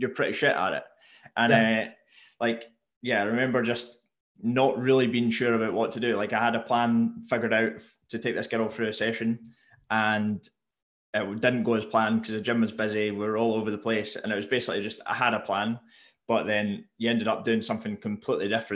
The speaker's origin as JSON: {"language": "English", "area": "Mull", "region": "Scotland", "country": "United Kingdom", "tie": "born or raised there", "also_born_or_lived": "Glasgow", "said": "I grew up on Mull"}